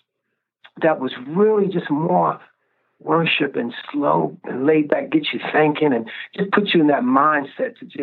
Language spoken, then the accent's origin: English; New York, United States; I grew up in New York, so I've been exposed to all of these different styles of music.